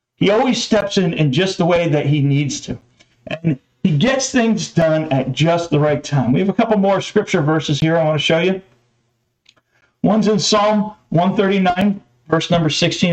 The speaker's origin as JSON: {"language": "English", "region": "New Jersey", "country": "United States", "tie": "born or raised there", "said": "I was born in New Jersey"}